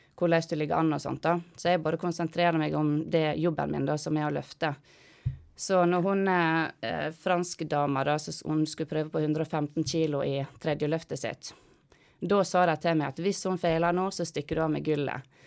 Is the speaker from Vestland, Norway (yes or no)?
yes; Måløy, Vestland, Norway; jeg er fra Måløy. Midt, midt i Måløy. Gate seks nummer 66. Ja. ja. Så der vokste jeg opp med mor og faren min